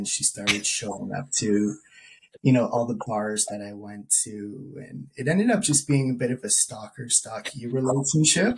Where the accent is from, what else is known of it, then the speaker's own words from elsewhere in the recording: Burlington, Ontario, Canada; also born or lived in Guelph; growing up in Burlington